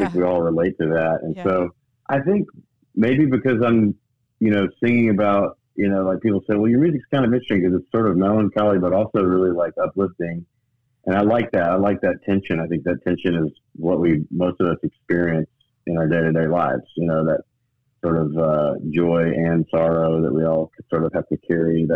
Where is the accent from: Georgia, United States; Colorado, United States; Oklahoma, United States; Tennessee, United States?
Tennessee, United States; Memphis; also born or lived in Knoxville, Tennessee / Nashville, Tennessee; I moved back home to Memphis, my hometown.